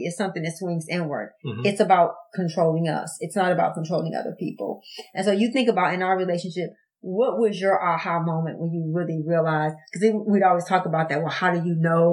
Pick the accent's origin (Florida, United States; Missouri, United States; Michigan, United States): Michigan, United States; Detroit; I grew up in Detroit, I grew up without a lot of things